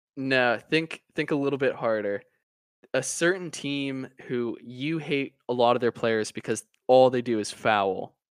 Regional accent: United States; as an American

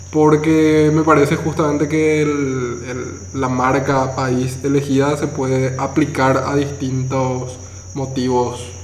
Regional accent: Paraguay

